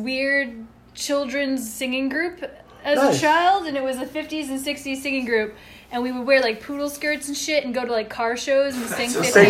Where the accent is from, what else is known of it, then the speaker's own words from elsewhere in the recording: Point Pleasant, New Jersey, United States; I grew up in Point Pleasant, it was just like another beach town with a boardwalk